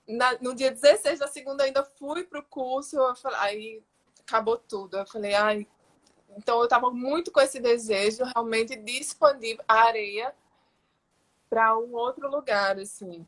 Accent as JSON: {"language": "Portuguese", "town": "Natal", "region": "Rio Grande do Norte", "country": "Brazil", "tie": "born or raised there", "moved": "as an adult", "lives_now": "São Paulo, Brazil", "said": "eu sou potiguar, esqueci de falar no começo, né? Eu sou, nasci no Rio Grande do Norte, em Natal, e moro aqui em São Paulo há 14 anos"}